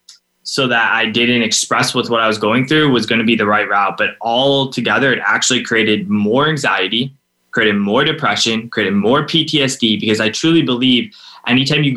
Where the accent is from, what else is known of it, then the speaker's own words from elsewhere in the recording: Cleveland, Ohio, United States; I'm from Cleveland, Ohio, and I'm 29 now